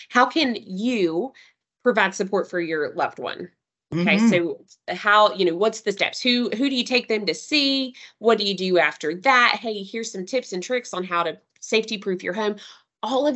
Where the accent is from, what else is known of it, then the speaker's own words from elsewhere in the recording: Knoxville, Tennessee, United States; I'm a Tennessee girl through and through. I was born and raised in Knoxville.